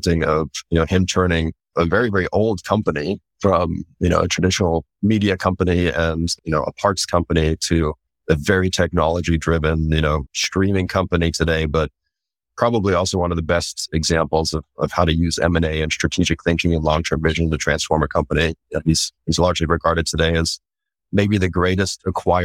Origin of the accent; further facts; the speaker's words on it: Central Germany, Germany; moved away; also born or lived in Japan; I was born in Japan and then grew up in Germany